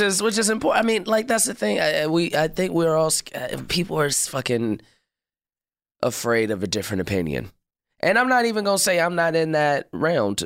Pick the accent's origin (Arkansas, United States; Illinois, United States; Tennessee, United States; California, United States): Illinois, United States; Chicago; also born or lived in Hyde Park, Chicago / North Side, Chicago; I grew up in the West Pullman area